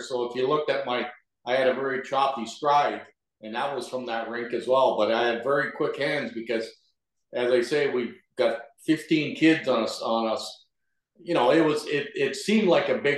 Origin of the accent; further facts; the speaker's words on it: Toronto, Ontario, Canada; I grew up in North York